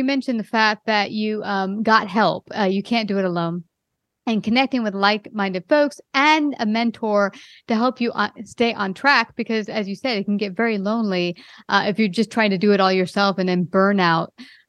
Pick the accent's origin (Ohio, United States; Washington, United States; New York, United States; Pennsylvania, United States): New York, United States; Brooklyn; now in Texas, United States; I came from Brooklyn, New York. I just moved recently to Texas.